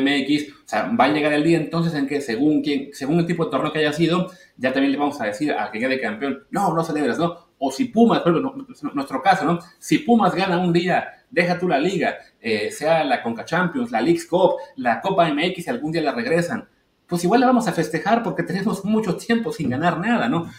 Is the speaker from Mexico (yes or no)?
yes; Mexico; como, prensa mexicana